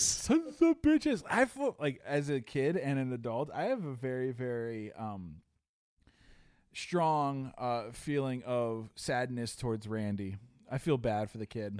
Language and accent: English; Chicago, Illinois, United States; as a kid growing up in Chicago